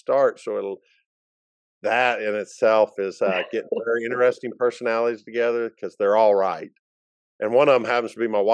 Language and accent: English; Lincoln, Arkansas, United States; I've lived here all my life